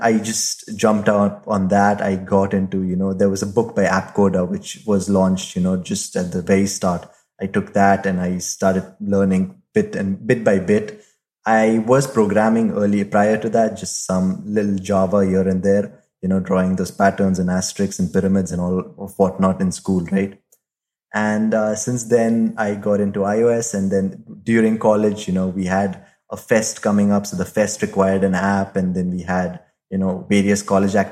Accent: Mumbai, Maharashtra, India; also born or lived in Bangalore; I initially used to work in Bangalore, but I'm originally from Mumbai. But during this pandemic, I just found a way to come back home

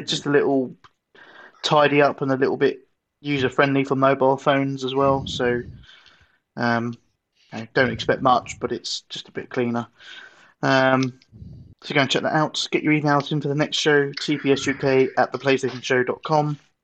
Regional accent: United Kingdom; moved away; I'm going to be allowed back in, because I'm British

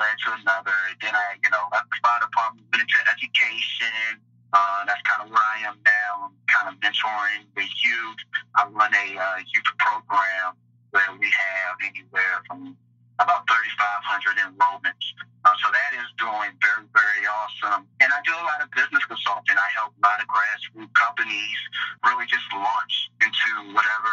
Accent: Washington, District of Columbia, United States; moved away as an adult; also born or lived in Raleigh, North Carolina; I grew up in Washington D.C., grew up in the inner city

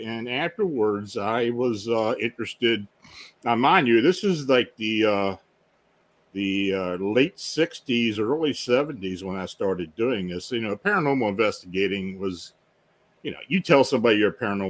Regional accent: South Central Pennsylvania, United States; I was born and raised in South Central Pennsylvania, very near the Gettysburg Battlefield.

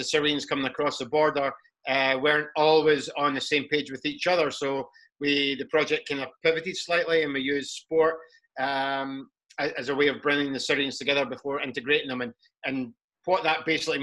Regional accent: Scotland, United Kingdom; I'm from Scotland

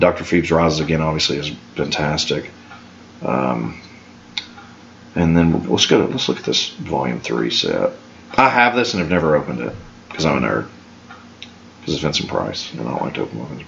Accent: Canada; I'm Canadian. I also live in North America

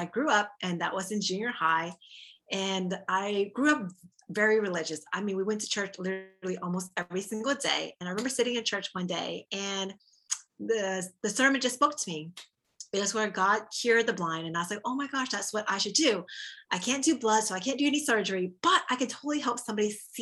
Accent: Texas, United States; moved away as an adult; also born or lived in Orlando, Florida; I'm originally from Texas

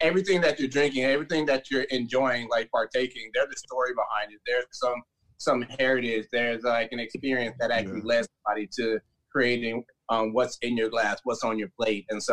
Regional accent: Marietta, Georgia, United States; now in San Diego, United States; I'm originally from Marietta, Georgia, but now I live in San Diego, California.

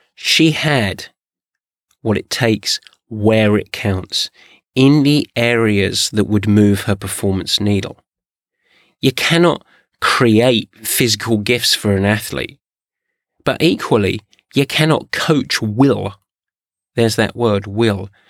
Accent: England, United Kingdom; I'm English

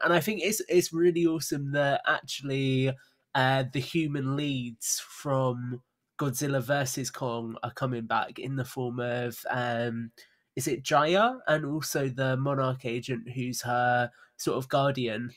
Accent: United Kingdom; we're both British

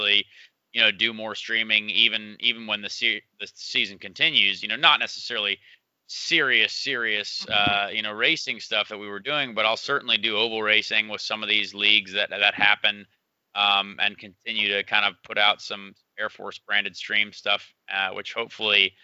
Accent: Indianapolis, Indiana, United States; this is my hometown.

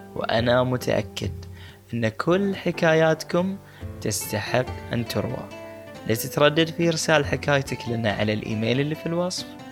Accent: Bahrain; أنا من البحرين والغوص مهنة الأجداد

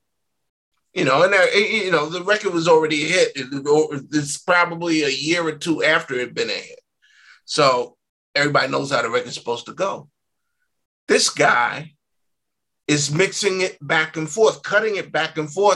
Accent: New York, United States; I was born in 59, so I grew up in New York in the 60s and the 70s

